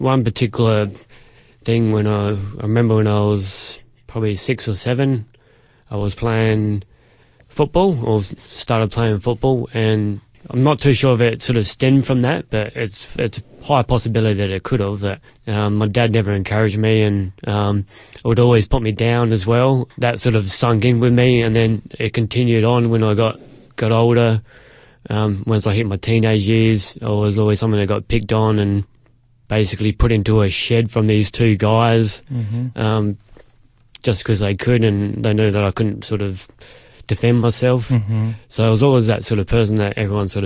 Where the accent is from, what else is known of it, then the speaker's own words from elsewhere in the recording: Fairview Park, South Australia, Australia; also born or lived in Elizabeth, South Australia / Barossa Valley, South Australia; I was born in Elizabeth, lived there for a few years, moved to Fairview Park where I went to school.